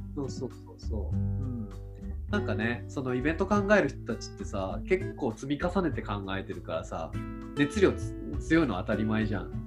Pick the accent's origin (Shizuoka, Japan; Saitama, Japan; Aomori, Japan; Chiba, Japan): Chiba, Japan; moved away; 僕地元千葉ですけど